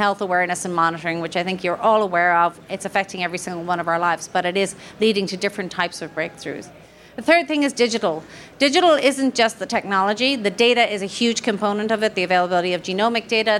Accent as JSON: {"language": "English", "country": "Ireland", "said": "I am Irish"}